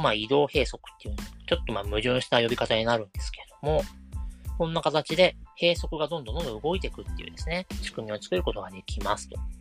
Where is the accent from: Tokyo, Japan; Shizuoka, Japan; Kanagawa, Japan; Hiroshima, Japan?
Kanagawa, Japan; 私は神奈川県の湘南の出身